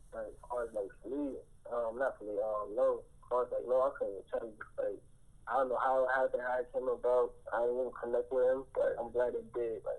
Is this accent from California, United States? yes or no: no; New York, United States; growing up in New York